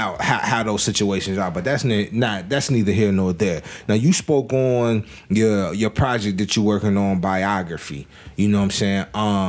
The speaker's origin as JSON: {"language": "English", "region": "Alabama", "country": "United States", "said": "Grew up military brat. Father traveled the world, but I'm from Alabama. We from, you said the swamp. We from the swamp."}